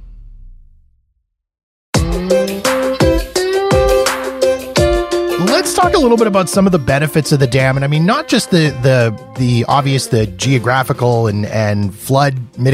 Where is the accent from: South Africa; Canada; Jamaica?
Canada; being Canadian